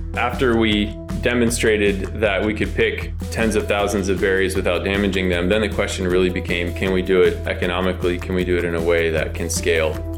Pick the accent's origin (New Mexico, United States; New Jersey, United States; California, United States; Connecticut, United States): California, United States; Chico; We grew up together up in Chico, California.